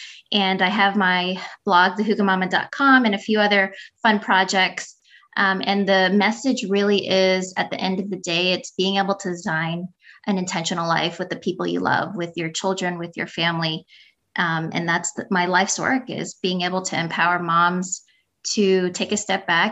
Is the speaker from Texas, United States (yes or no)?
no; New York, United States; also born or lived in Philippines; I was born in the Philippines and I came here to the States when I was three. I grew up in New York.